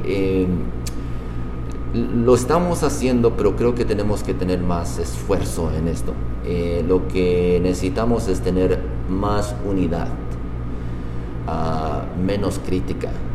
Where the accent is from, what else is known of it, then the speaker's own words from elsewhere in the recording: Nezahualcóyotl, State of Mexico, Mexico; moved away as an adult; now in Utah, United States; yo ah, nací en la ciudad de Zahualcoyo, Estado de México. Tengo ya 16 años aquí en el estado de Utah.